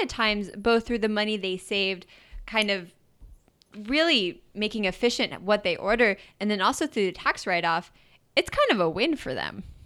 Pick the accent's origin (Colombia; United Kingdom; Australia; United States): United States; Idaho; now in San Diego, United States; growing up in Idaho. But living in San Diego